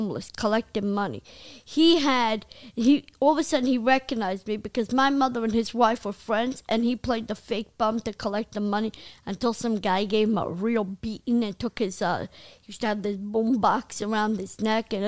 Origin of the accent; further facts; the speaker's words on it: New York City, New York, United States; I grew up in Midwood